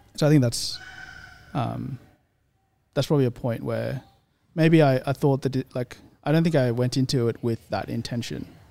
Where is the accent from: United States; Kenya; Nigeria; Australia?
Australia; Sydney, New South Wales; accent: Australian; also born or lived in India; I grew up in the Shire